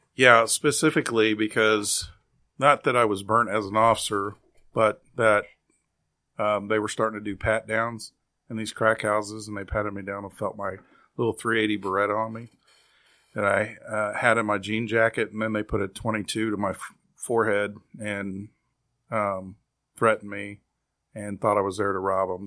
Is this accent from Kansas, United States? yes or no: yes; Kansas City, Kansas, United States; also born or lived in Springfield, Missouri; I was born and raised in Kansas City, Kansas, and that is my home community.